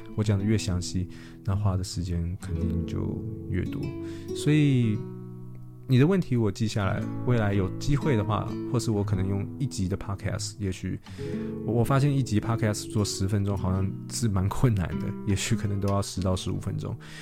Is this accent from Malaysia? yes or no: no; Taiwan; 我们台湾人